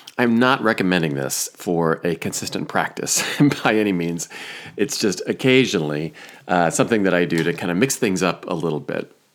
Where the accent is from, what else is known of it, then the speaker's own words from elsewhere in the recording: Iowa, United States; moved away; also born or lived in Chicago; my home state of Iowa